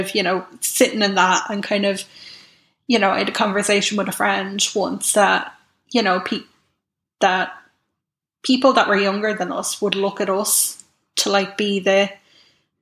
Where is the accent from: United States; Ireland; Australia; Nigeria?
Ireland; Navan, Leinster; I grew up in Navan